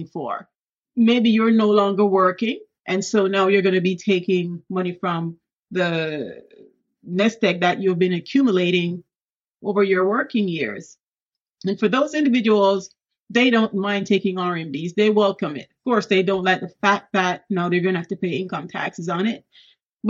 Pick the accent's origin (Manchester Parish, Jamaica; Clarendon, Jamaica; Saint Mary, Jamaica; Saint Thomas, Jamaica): Saint Thomas, Jamaica; moved away as an adult; also born or lived in Kingston, Jamaica; now in United States; I was born in Kingston, but I came of age in the rural area, St. Thomas